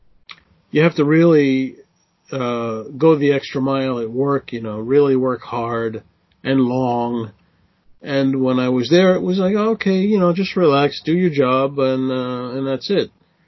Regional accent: Boston, Massachusetts, United States; first language English; moved away as an adult; also born or lived in Israel; now in Finland; I was born in Boston, Massachusetts, which is in the northeast of the United States. I spent most of my life there, went to school there, went to college there.

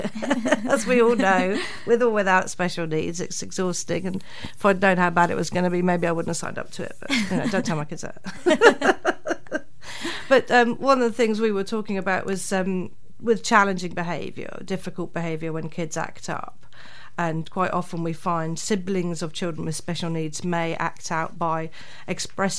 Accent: England, United Kingdom; moved away as an adult; now in New Zealand; as an English person coming into New Zealand

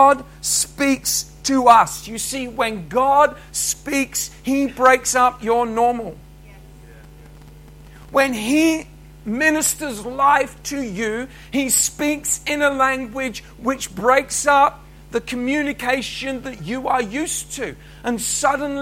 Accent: England, United Kingdom; moved away as an adult; now in Scotland, United Kingdom; when Cheryl and I moved to Scotland that we were English

